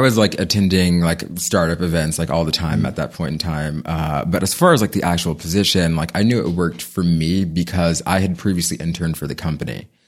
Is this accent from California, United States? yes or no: yes; San Diego, California, United States; I'm born and raised in San Diego